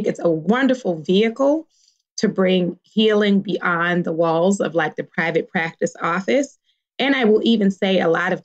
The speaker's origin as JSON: {"language": "English", "town": "Baltimore", "region": "Maryland", "country": "United States", "tie": "born or raised there", "moved": "yes", "lives_now": "California, United States", "said": "I grew up in Baltimore"}